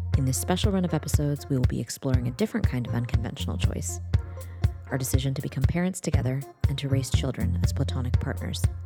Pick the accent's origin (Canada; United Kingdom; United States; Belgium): United States; I was born in the United States